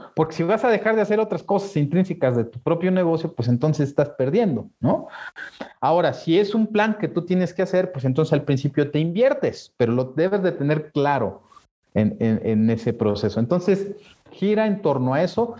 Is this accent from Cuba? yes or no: no; Mexico; nosotros como mexicanos en Latinoamérica, pues somos muy bien vistos